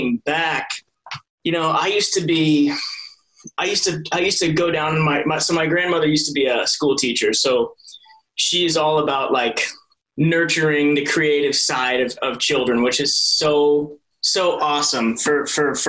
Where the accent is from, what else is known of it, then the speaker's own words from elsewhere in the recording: Hamburg, Iowa, United States; also born or lived in Mason City, Iowa; my parents moved to a small town in the southwest corner of the state of Iowa called Hamburg. That's kind of where I spent my early childhood